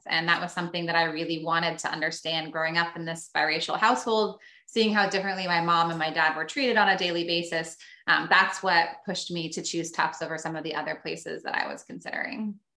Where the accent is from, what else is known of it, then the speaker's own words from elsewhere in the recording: Sacramento, California, United States; moved away as an adult; now in Medford, United States; i grew up in sacramento